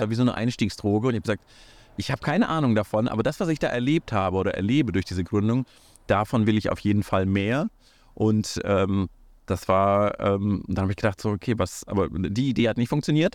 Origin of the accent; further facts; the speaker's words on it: Kazakhstan; now in Germany; ich bin in Kasachstan geboren, ich bin äh, nach Deutschland gekommen